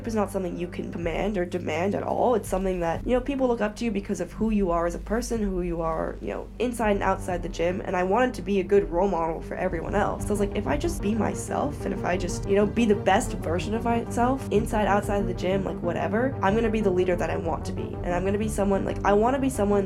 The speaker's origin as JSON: {"language": "English", "town": "Oakland", "region": "California", "country": "United States", "tie": "born or raised there", "also_born_or_lived": "China", "said": "born and raised in the Bay Area"}